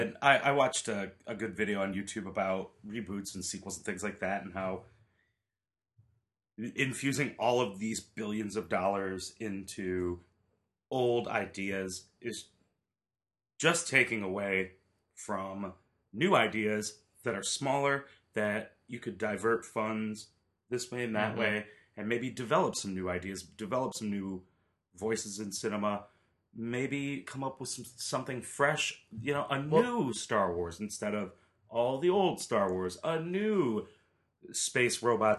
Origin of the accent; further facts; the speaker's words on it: Austin, Texas, United States; I don't know what to do. I'm from Austin, Texas.